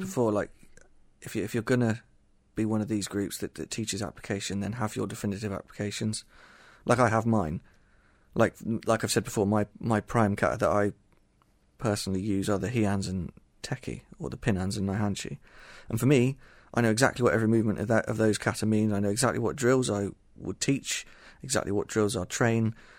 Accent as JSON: {"language": "English", "area": "Somerset", "region": "South West England", "country": "United Kingdom", "said": "I'm not Japanese. I'm from Somerset, England."}